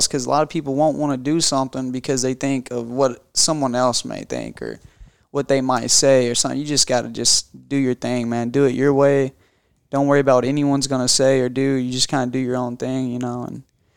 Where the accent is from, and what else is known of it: Kentucky, United States; born or raised there